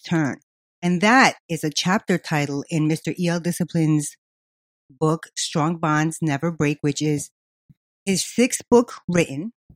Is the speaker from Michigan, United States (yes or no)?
no; New York City, New York, United States; I was from Queens